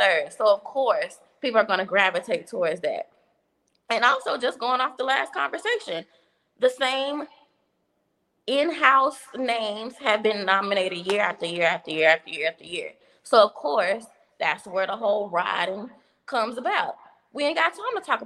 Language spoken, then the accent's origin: English; Dallas, Texas, United States; I'm from Dallas